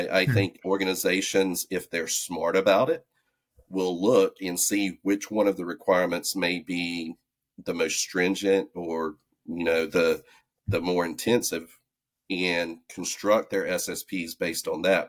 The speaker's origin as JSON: {"language": "English", "region": "the South", "country": "United States", "accent": "southern", "said": "you can hear my southern accent."}